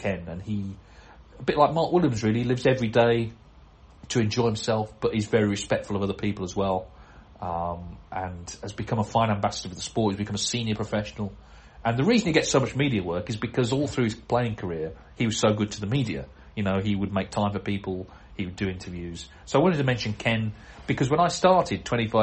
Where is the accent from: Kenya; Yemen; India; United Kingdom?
United Kingdom; I'm British